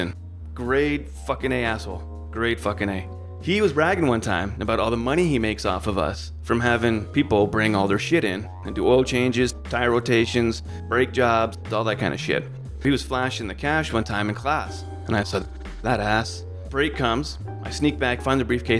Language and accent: English; Burlington, Ontario, Canada; moved away as an adult; also born or lived in Mississauga, Canada / Bishop, California / Myrtle Creek, Oregon; now in Oregon, United States; I was born in Mississauga and then raised in a town called Burlington